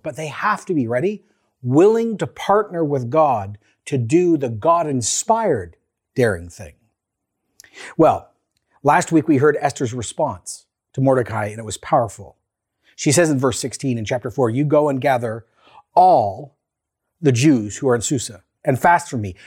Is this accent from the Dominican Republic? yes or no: no; Canada; Canadian Christians living in a post-Christian, growing post-secular, neo-pagan, COVID living, government oversight moment in Canada